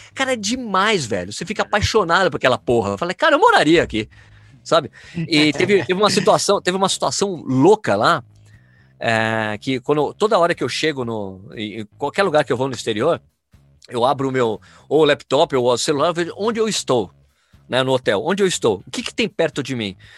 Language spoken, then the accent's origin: Portuguese; Brazil; sou brasileiro